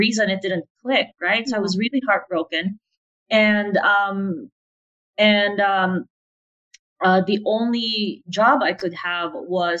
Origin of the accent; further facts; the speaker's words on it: Philippines; also born or lived in United States; now in Playa del Carmen, Mexico; So I'm Filipina. I grew up in the Philippines.